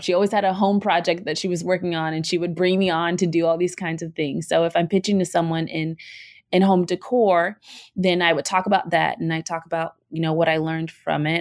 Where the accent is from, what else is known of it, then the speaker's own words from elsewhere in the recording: Virginia, United States; I use y'all a lot because I'm from Virginia